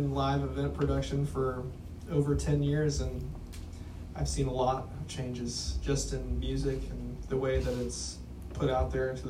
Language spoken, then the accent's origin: English; Florida, United States; I grew up in Florida.